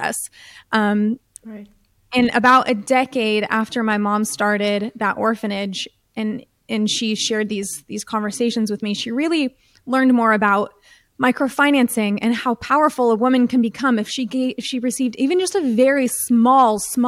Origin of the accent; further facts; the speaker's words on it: United States; I'm from the United States. I grew up in a very privileged home